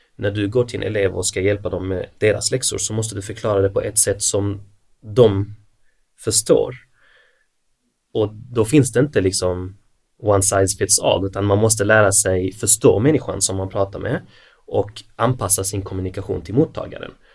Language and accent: Swedish; Malmö, Skåne, Sweden; now in Helsingborg, Sweden; Född och uppvuxen i Malmö